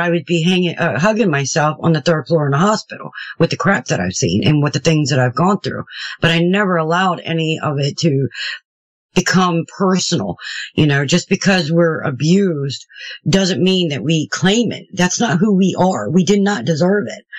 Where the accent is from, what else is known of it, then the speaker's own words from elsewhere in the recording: Houston, Texas, United States; moved away; also born or lived in Maryland / Shepherdstown; I was raised in Houston, Texas. I was a Southern Baptist. And then when I moved back to Maryland where I was born